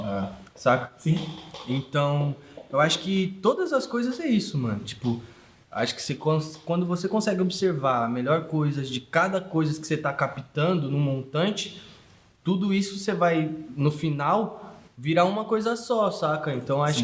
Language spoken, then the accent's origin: Portuguese; Sorocaba, São Paulo, Brazil; also born or lived in Diadema, São Paulo; eu não nasci em Sorocaba, eu nasci em São Paulo, de Diadema. Aí meu pai, tipo, teve uma condição de uma empresa que convidou ele para vir para cá